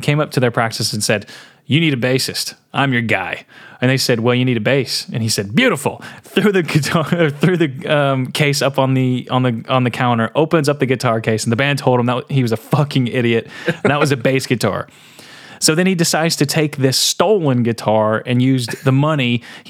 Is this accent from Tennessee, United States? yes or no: yes; Portland, Tennessee, United States; there was meth galore in my hometown. Really? Portland, Tennessee.